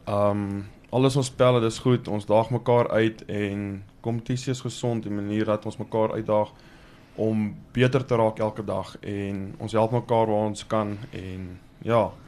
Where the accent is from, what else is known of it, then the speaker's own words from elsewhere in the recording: Kimberley, Northern Cape, South Africa; born there; ek was gebore in Kimberley in die Noord-Kaap.